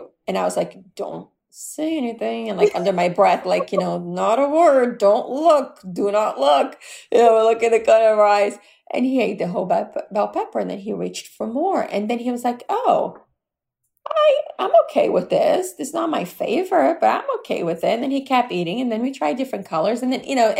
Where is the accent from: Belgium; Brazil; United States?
Brazil; moved away; growing up in Brazil, we had somebody that worked